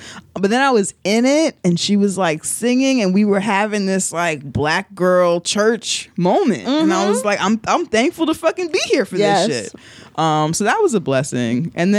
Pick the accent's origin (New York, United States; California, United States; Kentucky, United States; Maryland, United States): New York, United States; New York City; as a New Yorker.